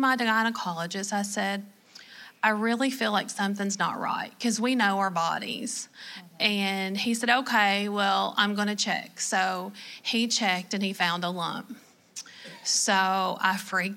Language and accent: English; Kentucky, United States; accent: Southern; I am from Kentucky